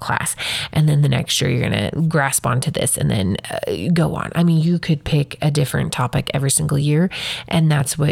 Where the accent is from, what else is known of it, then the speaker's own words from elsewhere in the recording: Wyoming, United States; I'm from Wyoming